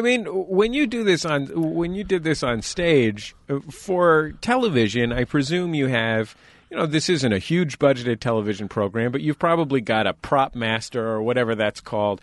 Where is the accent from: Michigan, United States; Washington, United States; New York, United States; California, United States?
California, United States; San Francisco; I grew up in San Francisco, down the block from Caesar's Latin Palace